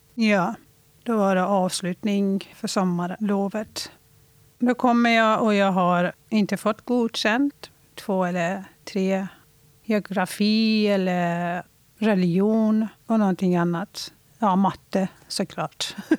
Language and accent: Swedish; Iran; now in Sweden; Jag föddes i Iran